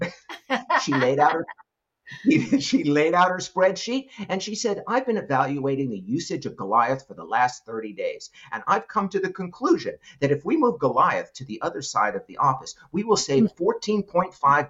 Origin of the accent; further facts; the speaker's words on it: New York City, New York, United States; I grew up in New York City